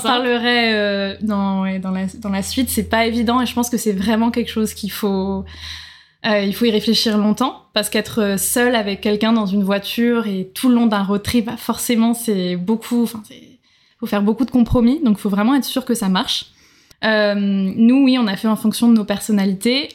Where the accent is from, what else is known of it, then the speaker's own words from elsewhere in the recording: Nantes, Pays de la Loire, France; moved away as an adult; also born or lived in Marseille; now in Australia; je viens donc de France, je suis née à Nantes, je travaillais, je suis dans le tourisme, je travaillais à Marseille avant de partir